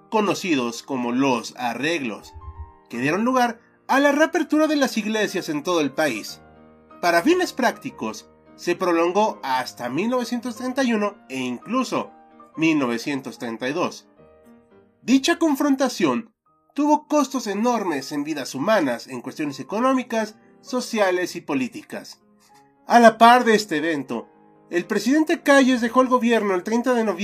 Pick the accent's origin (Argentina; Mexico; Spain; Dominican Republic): Mexico; la mayoría de editores somos mexicanos